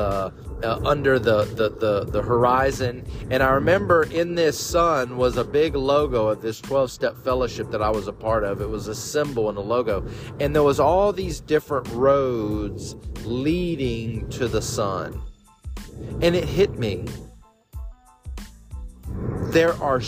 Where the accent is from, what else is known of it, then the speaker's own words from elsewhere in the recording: Bible Belt, the South, United States; I was raised in the South, deep in the Bible Belt